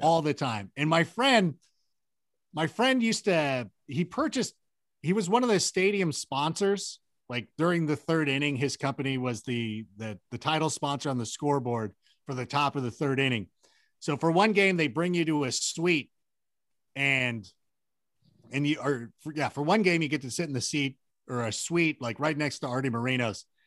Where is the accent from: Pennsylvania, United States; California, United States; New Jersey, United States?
California, United States; Southern; also born or lived in Chicago; I was born in Chicago, but I grew up out in Southern California